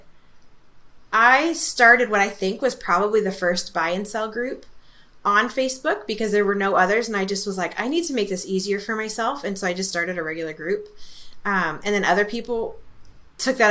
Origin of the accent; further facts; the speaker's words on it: California, United States; moved away as an adult; also born or lived in Germany; I'm Californian